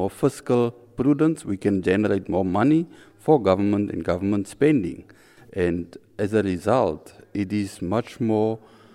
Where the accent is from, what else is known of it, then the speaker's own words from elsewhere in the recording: Windhoek, Khomas, Namibia; I'm from Windhoek, Namibia, which is a small country in Africa